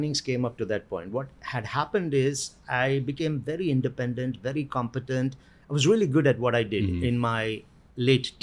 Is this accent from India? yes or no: yes; South India, India; I was born in India, in the southern part of India